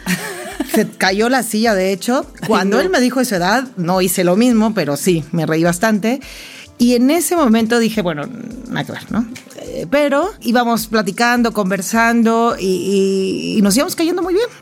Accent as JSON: {"language": "Spanish", "country": "Mexico", "said": "yo también he hecho muchas cosas que no siguen la línea típica de la mexicana típica"}